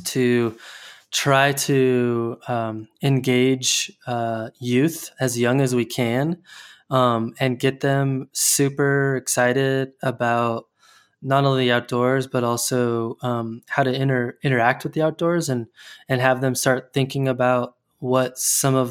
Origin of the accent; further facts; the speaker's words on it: Colorado Springs, Colorado, United States; moved away; I'm from Colorado Springs originally